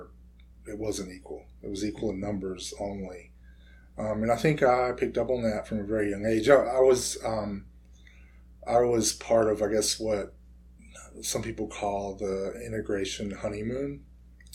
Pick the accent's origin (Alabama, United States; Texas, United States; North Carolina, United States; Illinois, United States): North Carolina, United States; Washington; also born or lived in Chapel Hill, North Carolina; coastal North Carolina town called Washington, North Carolina, which is where I would have been born if I hadn't been so premature. And that's where I grew up and graduated from high school